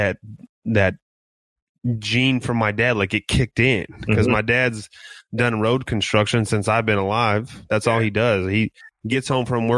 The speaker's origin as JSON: {"language": "English", "town": "San Bernardino", "region": "California", "country": "United States", "tie": "born or raised there", "moved": "yes", "said": "I grew up in San Bernardino."}